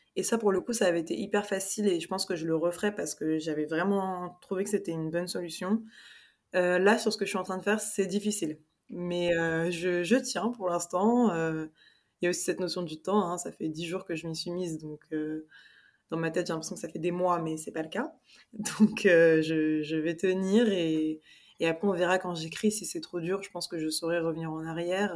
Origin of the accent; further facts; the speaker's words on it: Paris, Île-de-France, France; moved away as an adult; now in Spain; je suis franco-sénégalaise et j'ai grandi à Paris avec ma mère qui est française